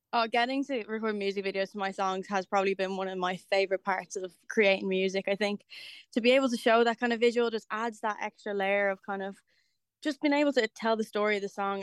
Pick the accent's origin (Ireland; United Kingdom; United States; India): Ireland; Dublin, Leinster; kind of my hometown